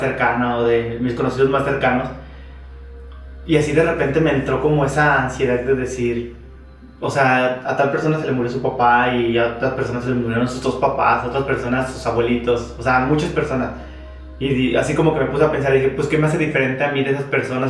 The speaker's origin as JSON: {"language": "Spanish", "country": "Mexico", "said": "somos mexicanos"}